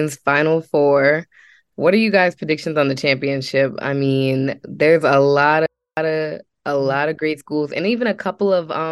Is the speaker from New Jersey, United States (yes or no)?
no; Waterford, Maryland, United States; I'm a graduating senior at Florida A&M, and I'm from Waterford, Maryland.